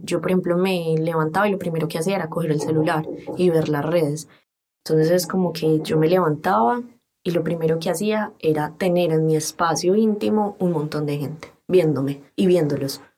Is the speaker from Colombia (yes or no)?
yes; Antioquia, Colombia; accent: paisa; soy colombiana, y soy publicista